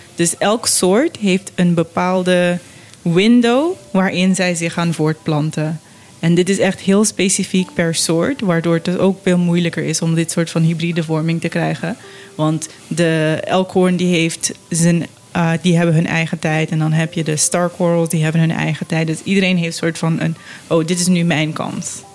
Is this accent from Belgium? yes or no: no; Curaçao; ik ben op Curaçao opgegroeid en ook rond vissers